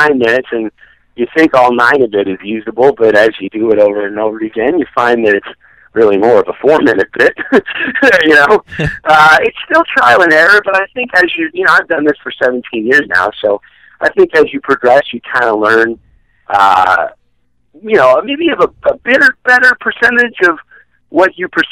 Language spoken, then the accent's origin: English; Chicago, Illinois, United States; moved away as an adult; also born or lived in Missouri / Evanston, Illinois; now in Los Angeles, United States; I was born in Missouri, but I grew up in Chicago.